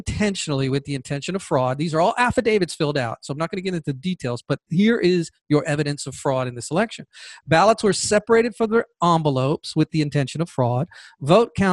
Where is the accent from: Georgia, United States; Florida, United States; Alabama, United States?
Georgia, United States; Here in the state of Georgia, my home state